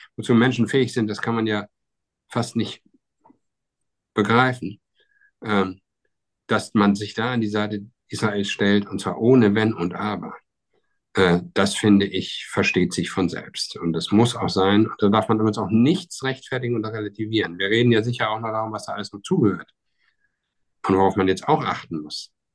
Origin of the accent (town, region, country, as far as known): Germany